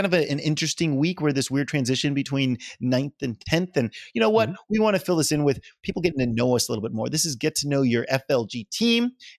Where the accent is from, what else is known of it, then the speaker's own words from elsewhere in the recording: New Orleans, Louisiana, United States; I'm from New Orleans.